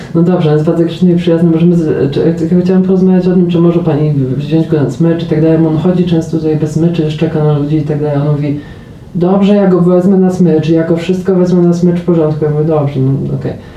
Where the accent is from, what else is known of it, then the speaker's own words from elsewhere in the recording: Poland; moved away as an adult; ja już przyjechałem gdyby po, po 25 latach życia w Polsce